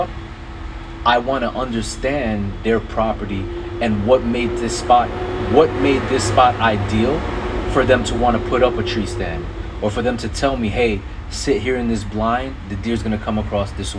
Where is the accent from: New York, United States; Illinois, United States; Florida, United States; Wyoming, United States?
New York, United States; go hunting in my home state, in New York State